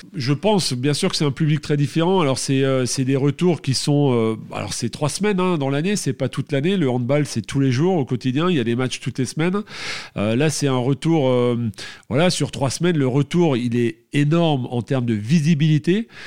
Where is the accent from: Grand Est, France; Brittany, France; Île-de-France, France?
Grand Est, France; Alsace; Je suis alsacien dans mon petit village à Maestratam